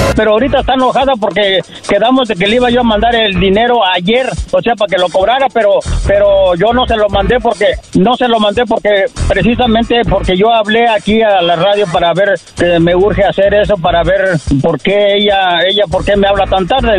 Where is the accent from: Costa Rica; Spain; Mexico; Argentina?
Mexico; Tabasco; moved away; Del estado de Tabasco.